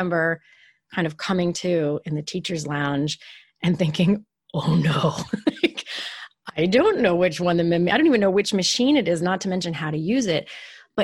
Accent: West Virginia, United States; moved away as an adult; I grew up in West Virginia.

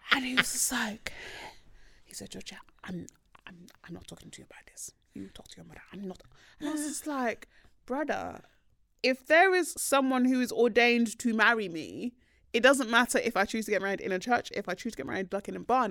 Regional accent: Nigeria; I am Nigerian

